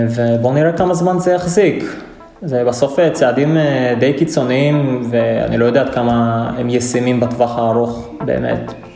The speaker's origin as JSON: {"language": "Hebrew", "town": "Ashkelon", "region": "Southern District", "country": "Israel", "moved": "as an adult", "lives_now": "Pavia, Italy", "said": "במקור אני מאשקלון"}